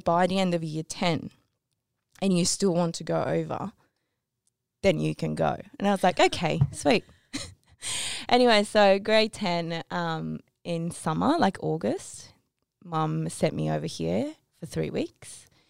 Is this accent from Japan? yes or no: yes; Tokyo, Japan; I was born in Tokyo